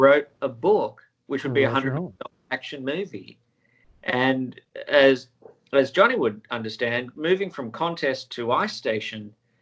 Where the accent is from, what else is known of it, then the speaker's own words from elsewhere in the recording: Sydney, New South Wales, Australia; moved away as an adult; now in Los Angeles, United States; I was born and raised in Sydney, Australia